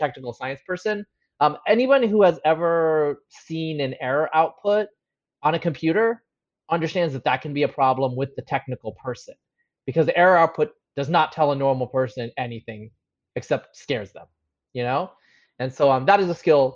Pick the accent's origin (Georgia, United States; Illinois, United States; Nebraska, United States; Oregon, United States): Oregon, United States; Eastern; moved away as an adult; also born or lived in Bangladesh / Bay Area / Austin; growing up where I grew up in Eastern Oregon.